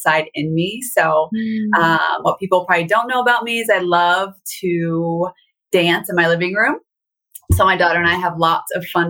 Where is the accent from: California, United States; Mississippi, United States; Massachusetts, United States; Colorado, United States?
California, United States; Southern; I grew up in Southern California on top of a mountain